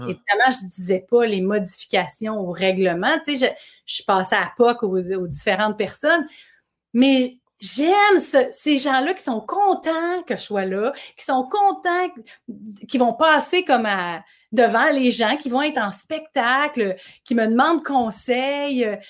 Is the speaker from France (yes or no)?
no; Boucherville, Quebec, Canada; toute mon enfance à Boucherville.